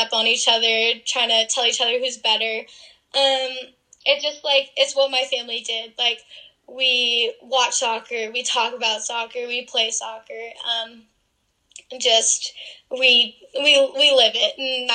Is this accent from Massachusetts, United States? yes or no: yes; Massachusetts, United States; moved away as an adult; I'm actually from Massachusetts